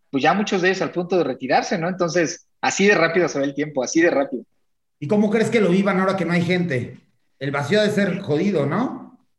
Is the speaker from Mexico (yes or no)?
yes; Mexico; las porras, pues como somos los mexicanos, ¿no?